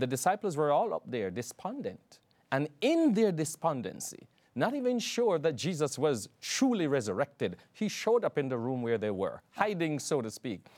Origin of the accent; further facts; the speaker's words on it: Jamaica; moved away; I'm from Jamaica, and back there, um, I had, at one stage, twelve churches that I pastored